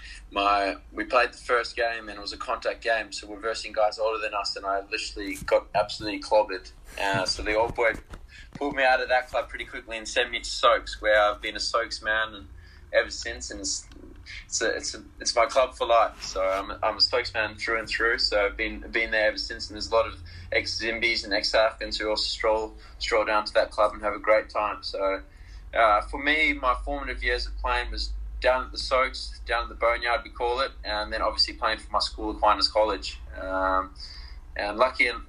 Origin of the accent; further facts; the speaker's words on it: Perth, Western Australia, Australia; also born or lived in Harare, Zimbabwe; I was born in Zim and I lived there for the first 9 years of my life